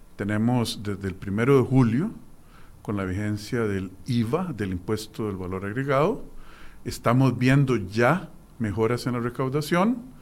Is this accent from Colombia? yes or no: no; Costa Rica; nosotros como costarricenses